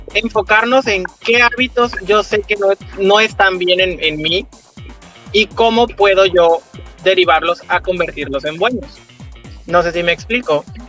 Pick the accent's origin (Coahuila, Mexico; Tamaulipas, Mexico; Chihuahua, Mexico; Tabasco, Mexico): Tabasco, Mexico; Comalcalco; Soy de Comalcalco